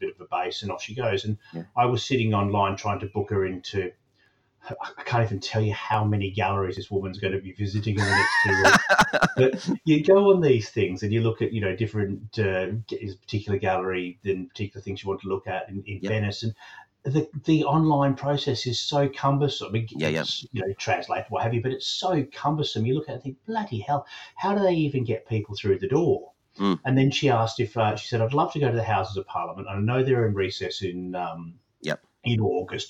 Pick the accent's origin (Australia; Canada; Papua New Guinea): Australia; now in United Kingdom; I talk as an Australian who's lived here a long time